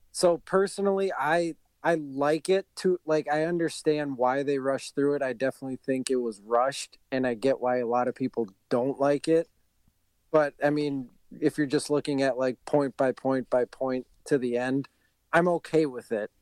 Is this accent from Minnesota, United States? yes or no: yes; Bloomington, Minnesota, United States; also born or lived in Richfield, Minnesota; I'm born and bred here. I grew up in Bloomington